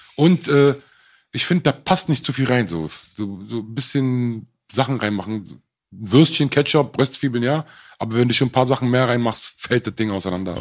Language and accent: German; Berlin, Germany; ich bin Berliner